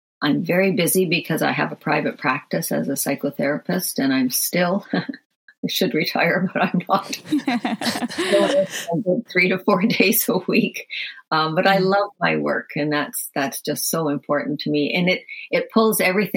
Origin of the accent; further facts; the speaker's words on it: Ireland; I'm from Ireland